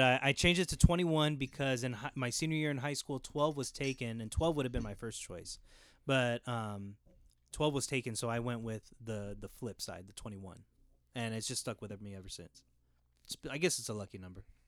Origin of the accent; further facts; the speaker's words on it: Jurupa Valley, California, United States; I grew up in Riverside. I, uh, born and raised Hurupa Valley